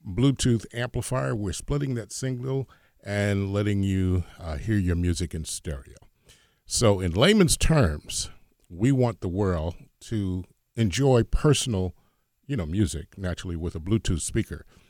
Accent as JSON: {"language": "English", "town": "Hoboken", "region": "New Jersey", "country": "United States", "said": "I'm from Hoboken, New Jersey."}